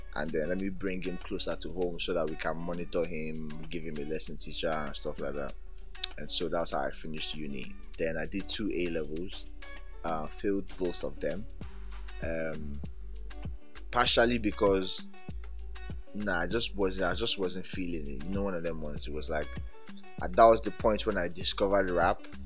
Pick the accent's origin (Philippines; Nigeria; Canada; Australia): Nigeria; Ibadan, Oyo; moved away; also born or lived in Warri / Lagos; I was born in Warri, um, grew up in Ibadan, then moved to Lagos.